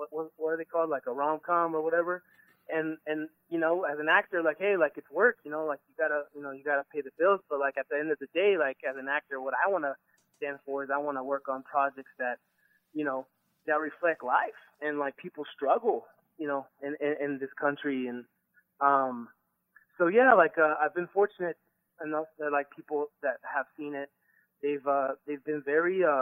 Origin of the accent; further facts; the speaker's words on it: Phoenix, Arizona, United States; My family's from Mexico. And I grew up in Phoenix